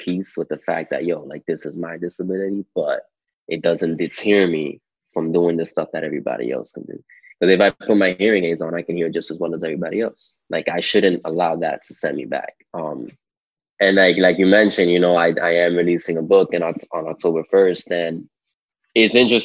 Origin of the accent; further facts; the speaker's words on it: New York City, New York, United States; first language English; I was born and raised in Washington Heights, Manhattan, uptown Manhattan